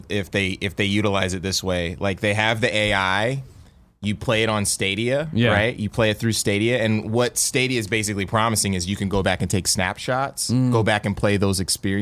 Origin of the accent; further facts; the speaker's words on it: Columbus, Ohio, United States; now in San Francisco Bay Area, United States; I'm from Columbus.